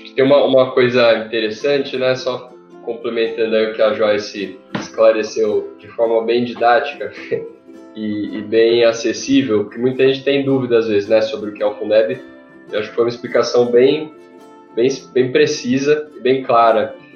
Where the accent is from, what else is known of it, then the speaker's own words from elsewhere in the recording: Jaguariúna, São Paulo, Brazil; sou de Aguariúna